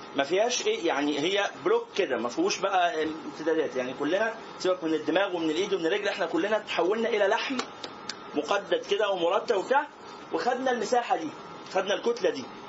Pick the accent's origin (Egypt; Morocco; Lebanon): Egypt; احنا كمصريين